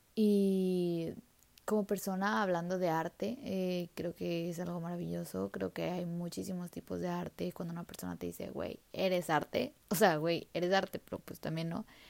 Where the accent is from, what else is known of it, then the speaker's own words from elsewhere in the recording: Mexico; como país mexicano